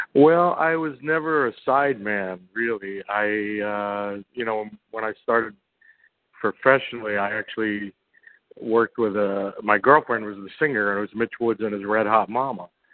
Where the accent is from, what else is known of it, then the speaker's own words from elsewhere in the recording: New York City, New York, United States; I grew up in Brooklyn, New York